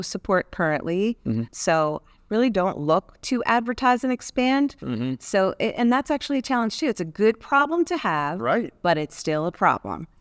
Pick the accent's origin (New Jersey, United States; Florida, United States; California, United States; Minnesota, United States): New Jersey, United States; I'm from New Jersey